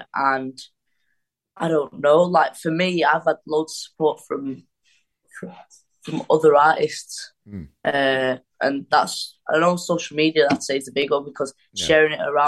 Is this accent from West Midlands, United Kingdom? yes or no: no; Wigan, North West England, United Kingdom; I'm from Wigan